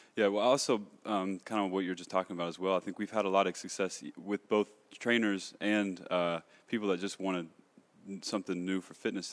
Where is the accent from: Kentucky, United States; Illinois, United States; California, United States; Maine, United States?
Kentucky, United States; moved away as an adult; now in Los Angeles, United States; I'm from Kentucky. Uh, grew up there, born and raised.